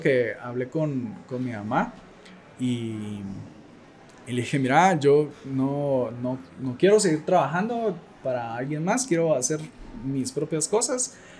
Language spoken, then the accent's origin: Spanish; Guatemala; soy fotógrafo guatemalteco.